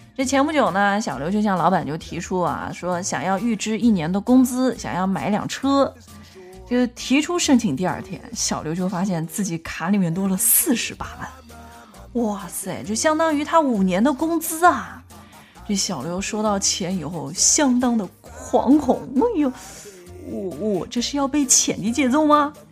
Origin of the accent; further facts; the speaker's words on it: China; 我们中国